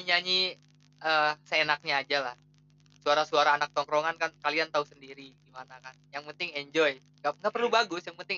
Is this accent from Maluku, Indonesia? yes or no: no; Bogor, West Java, Indonesia; uh, sampai lupa gitu kan … asal Bogor.